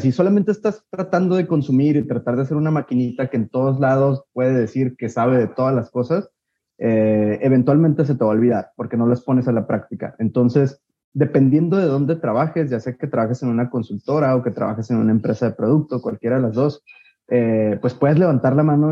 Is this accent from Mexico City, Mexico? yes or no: no; Guadalajara, Jalisco, Mexico; soy de Guadalajara